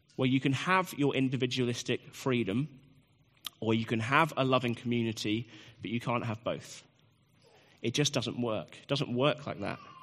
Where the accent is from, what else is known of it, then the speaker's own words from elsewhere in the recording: United Kingdom; I'm a British man